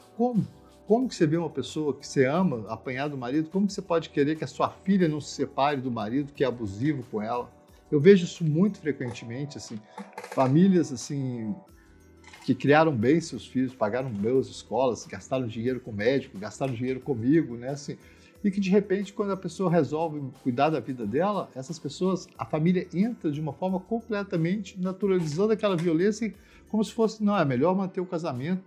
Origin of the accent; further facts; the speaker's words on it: Minas Gerais, Brazil; eu sou mineiro, eu sou mineiro de muitas gerações, eu sou mineiro brasileiro